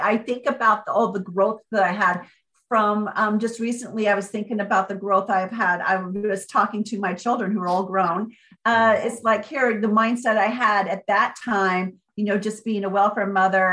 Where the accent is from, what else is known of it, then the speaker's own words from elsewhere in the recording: Port Orchard, Washington, United States; I finally got back to my hometown here in Port Orchard, Washington, with my kids